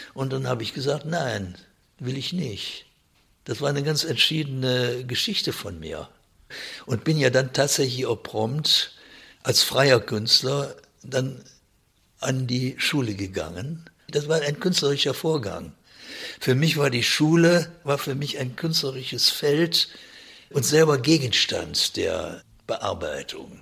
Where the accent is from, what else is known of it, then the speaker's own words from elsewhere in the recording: Germany; bei uns in Deutschland